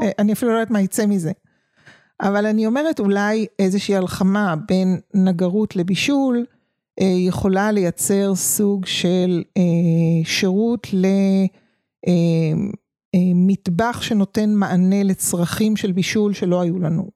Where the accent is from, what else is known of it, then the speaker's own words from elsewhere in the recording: Tel Aviv, Tel Aviv District, Israel; moved away as an adult; also born or lived in a village (unnamed); אני תל אביבית במקור ויום בהיר אחד, אה, העתקנו את חיינו לכפר